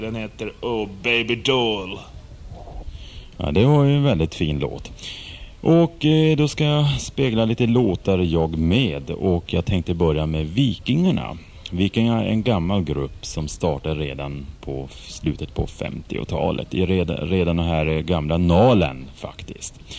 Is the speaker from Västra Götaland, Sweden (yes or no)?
yes; village neighbouring Ucklum, Västra Götaland, Sweden; grannbyn till där jag är uppvuxen